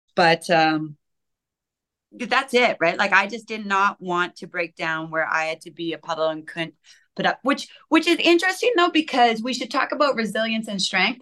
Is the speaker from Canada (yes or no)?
yes; Canada; I'm Canadian